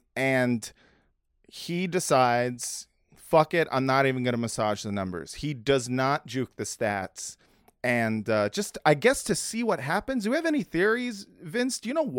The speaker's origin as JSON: {"language": "English", "town": "Los Angeles", "region": "California", "country": "United States", "tie": "born or raised there", "said": "as someone who was born and raised in Los Angeles, never really left California"}